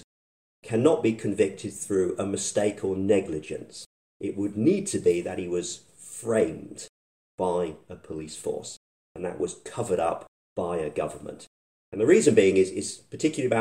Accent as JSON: {"language": "English", "country": "United Kingdom", "moved": "yes", "said": "I'm actually British. I don't live in the UK."}